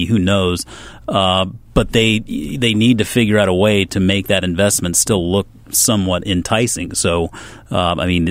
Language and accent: English; South Carolina, United States; moved away; also born or lived in Georgia; I was actually born in South Carolina, but we moved up here from Georgia.